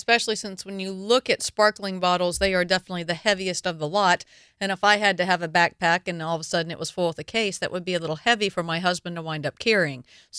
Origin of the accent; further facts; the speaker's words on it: the South, United States; Being from the South, English is barely my first language